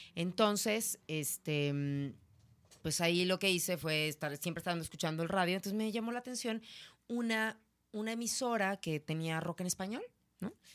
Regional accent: Naucalpan, State of Mexico, Mexico; soy de Ciudad Satélite

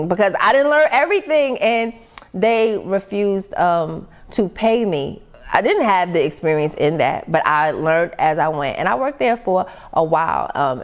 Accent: New York City, New York, United States; moved away as an adult; also born or lived in Tucker, Georgia; now in Georgia, United States; I come from Queens, New York

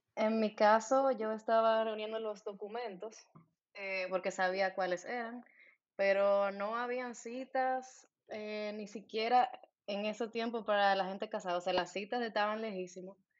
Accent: Santo Domingo, Distrito Nacional, Dominican Republic; moved away as an adult; now in Berlin, Germany; Soy de Santo Domingo, República Dominicana.

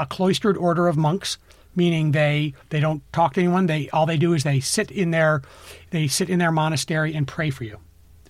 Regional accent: Vermont, United States; now in Los Angeles, United States; I grew up in Vermont in the 80s and 90s.

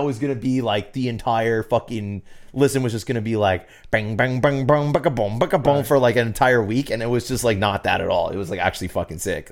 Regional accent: the South, United States; I'm from the South.

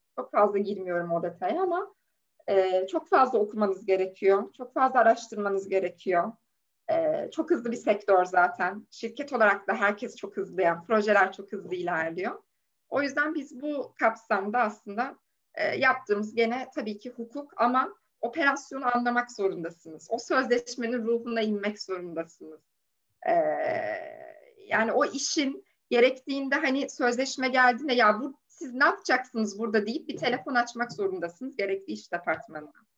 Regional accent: Safranbolu, Karabük Province, Turkey; moved away as an adult; also born or lived in Copenhagen, Denmark / Lund, Sweden; now in Istanbul, Turkey; Karabüklüyüm, Safranboluyum

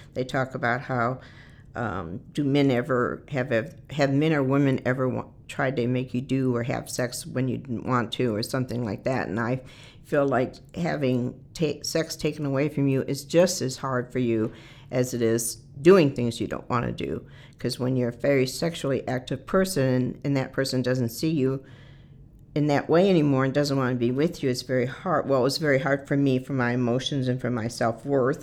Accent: Detroit, Michigan, United States; moved away; I was born and raised in the Detroit area in Michigan

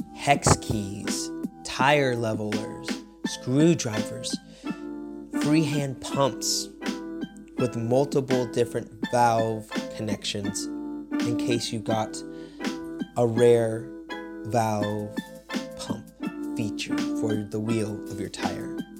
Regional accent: United States; moved away as an adult; now in Poland; I'm originally from America

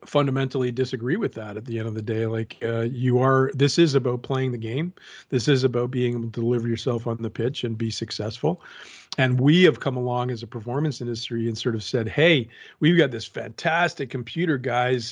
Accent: Canada; I'm a Canadian with parents of Francophone descent

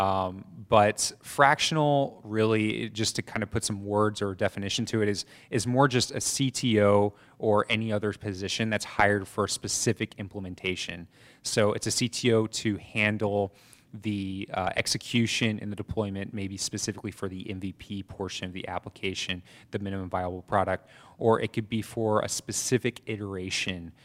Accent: Atlanta, Georgia, United States; moved away as an adult; also born or lived in New York City / Statesboro / Mexico City / Colombia; I grew up in Atlanta and briefly in New York City as well.

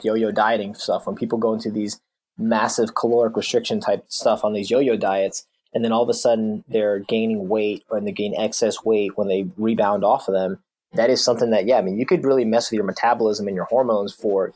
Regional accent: New Jersey, United States; moved away as an adult; also born or lived in South Carolina; We're really from New Jersey

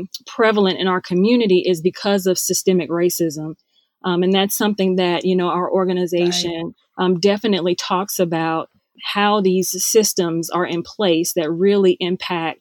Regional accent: North Carolina, United States; my home state of North Carolina

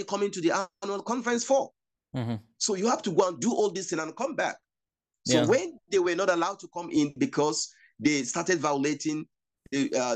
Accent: Nigeria; In Nigeria here

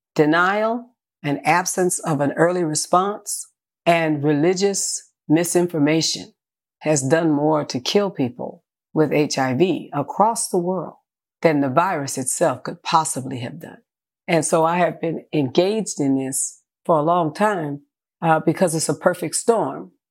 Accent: San Francisco, California, United States; born in San Francisco, California.

